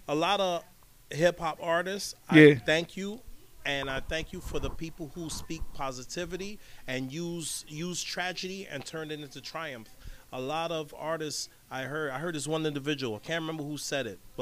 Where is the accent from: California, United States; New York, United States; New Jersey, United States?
New York, United States; New York City; growing up in Brooklyn, New York